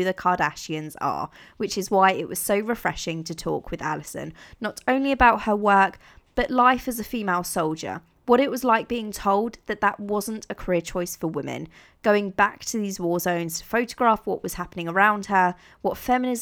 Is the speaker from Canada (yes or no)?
no; Italy; I grew up in Italy, and I was very, very fortunate.